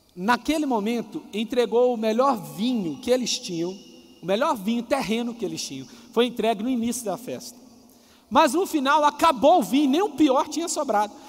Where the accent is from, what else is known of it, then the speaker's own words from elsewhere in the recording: Coronel Fabriciano, Minas Gerais, Brazil; Eu sou mineiro. Se você pegar de Coronel Fabriciano, que é a cidade que eu nasci